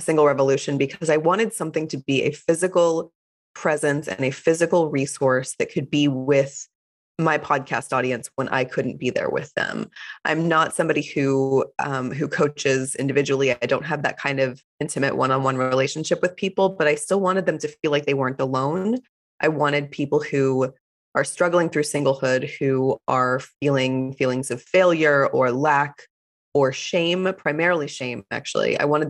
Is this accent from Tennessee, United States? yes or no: no; Fort Worth, Texas, United States; I grew up in the US in Fort Worth, Texas, which is a small-ish city, but I wouldn't call it a small town at all. And I grew up in a conservative Jewish household